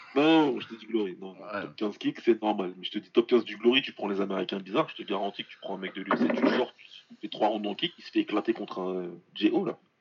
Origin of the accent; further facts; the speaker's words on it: France; on est français